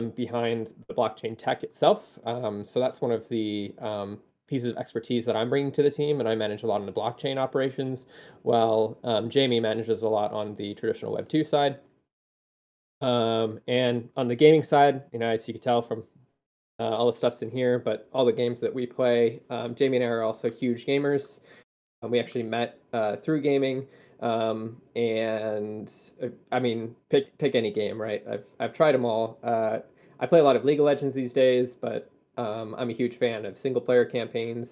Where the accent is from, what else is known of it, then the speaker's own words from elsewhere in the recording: Chicago, Illinois, United States; now in Ohio, United States; I was born and raised in the Midwest. I grew up in Chicago